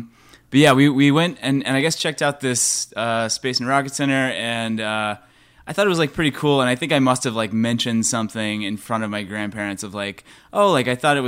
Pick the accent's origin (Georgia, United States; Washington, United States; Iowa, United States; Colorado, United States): Georgia, United States; Atlanta; I'm from Atlanta, Georgia.